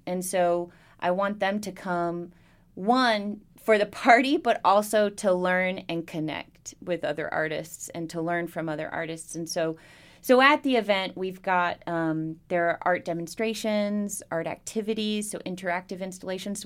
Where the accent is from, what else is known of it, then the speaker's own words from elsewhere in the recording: Bristol, Virginia, United States; also born or lived in Southeast United States; I grew up in Bristol. Uh, we moved here. We moved around all over the Southeast growing up. And then when I was ten, we moved here and we stayed